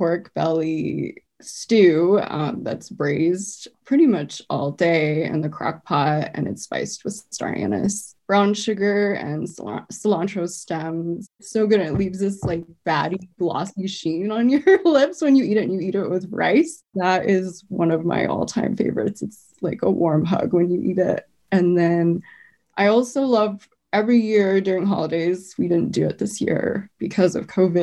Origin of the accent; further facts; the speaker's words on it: Arvada, Colorado, United States; born or raised there